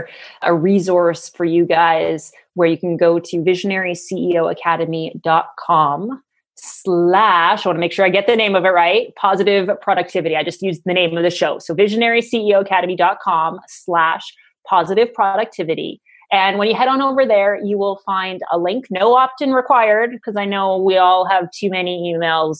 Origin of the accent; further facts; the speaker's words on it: Canada; I'm a Canadian